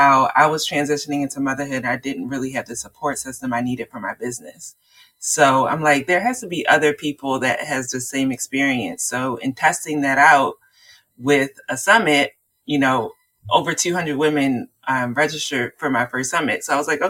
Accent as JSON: {"language": "English", "town": "Baltimore", "region": "Maryland", "country": "United States", "said": "I'm from Baltimore, Maryland"}